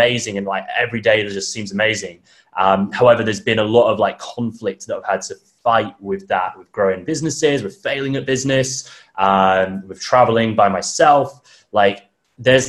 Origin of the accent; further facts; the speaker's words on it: United Kingdom; moved away as an adult; also born or lived in Thailand / Bali; now in Melbourne, Australia; I'm from the UK, as most people probably tell from my accent. But I actually left about just under 3 years ago